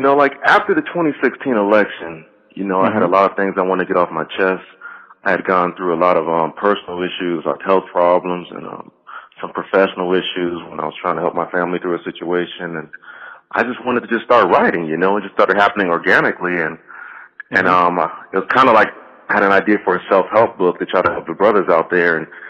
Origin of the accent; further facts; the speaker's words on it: United States; growing up in America, I've experienced racism. But as a child growing up in the 70s and 80s